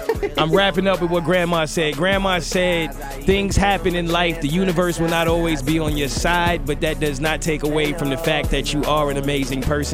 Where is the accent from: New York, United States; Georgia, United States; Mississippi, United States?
New York, United States; New York City; I'm from Brooklyn